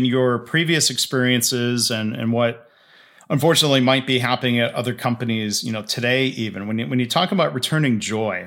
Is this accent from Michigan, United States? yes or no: yes; Michigan, United States; Michigan is my home state